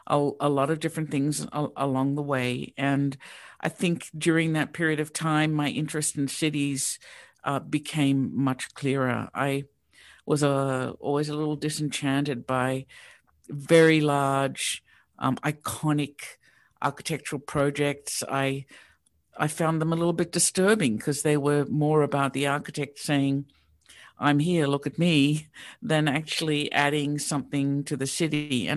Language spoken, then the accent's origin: English; Sydney, New South Wales, Australia; now in Pittsburgh, United States; So I grew up in Sydney, Australia, which is really quite different than Pittsburgh.